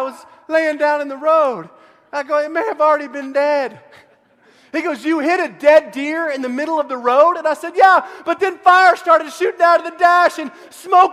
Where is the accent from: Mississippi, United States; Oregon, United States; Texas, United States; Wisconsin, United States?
Texas, United States; Central; I grew up in Central Texas